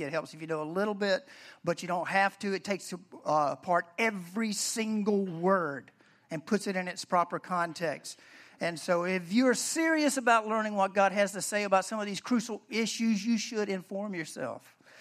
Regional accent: the South, United States; I'm from the South, I say Deborah, Deborah

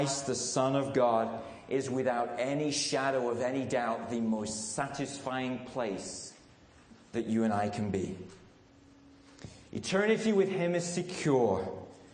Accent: England, United Kingdom; moved away as an adult; also born or lived in Radcliffe, Manchester; now in United States; I'm English

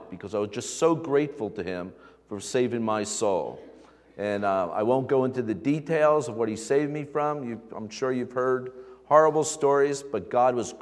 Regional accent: Stony Brook, New York, United States; I grew up in the Stony Brook area, went to Smithtown High School

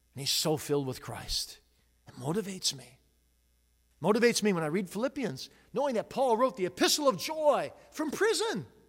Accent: Grand Rapids, Michigan, United States; I'm from Grand Rapids

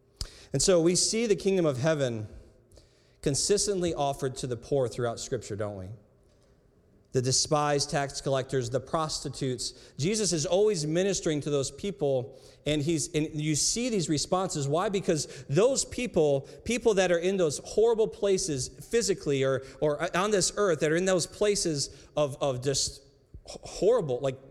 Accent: United States; I grew up in America

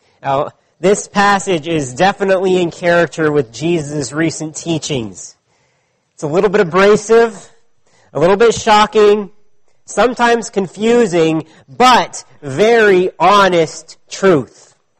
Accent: California, United States; now in Ottawa, Canada; I grew up when I was a child in California, and I still have many friends and family that live there.

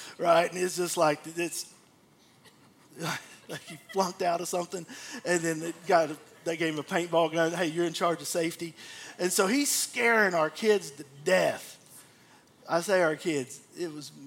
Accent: Abilene, Texas, United States; when I was a kid growing up in Abilene

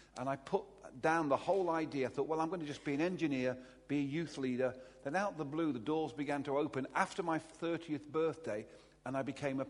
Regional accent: Derby, East Midlands, United Kingdom; I'm a Derby boy. I was born in Derby almost

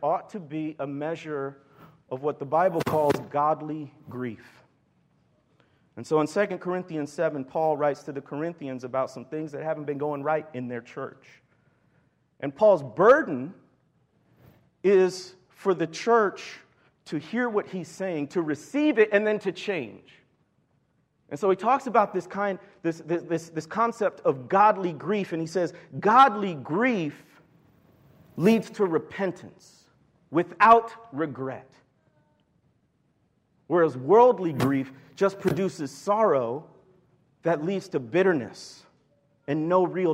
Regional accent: Chicago, Illinois, United States; moved away as an adult; also born or lived in Mississippi Delta, Arkansas; I was born and raised in the Chicago area

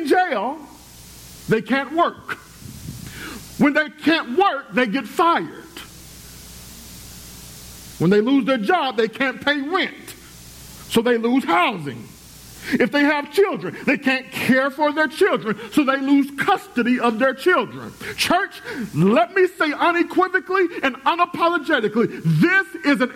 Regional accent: United States; I'm glad to be an American

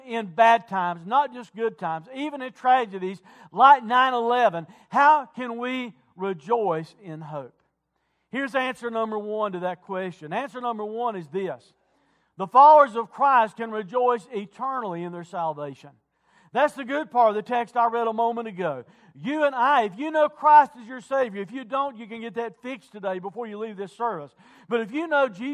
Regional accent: United States; I'm also an American

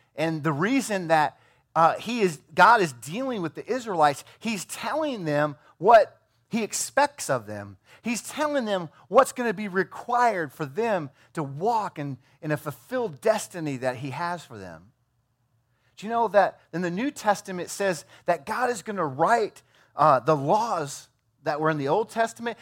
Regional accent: Iowa, United States; I'm from Iowa

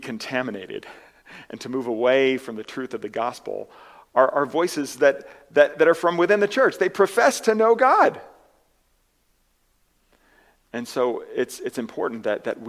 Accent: United States; as Americans

